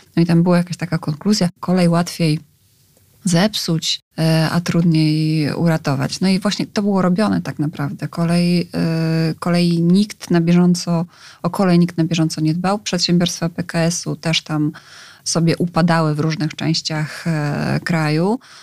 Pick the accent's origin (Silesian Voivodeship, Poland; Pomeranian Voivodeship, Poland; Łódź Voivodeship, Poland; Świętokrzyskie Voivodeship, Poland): Łódź Voivodeship, Poland; Skierniewice; moved away as an adult; also born or lived in Wrocław; Ja sama jestem z małego miasta. Mieszkałam przez wiele lat w Skierniewicach, dopiero na studia wyjechałam do Wrocławia.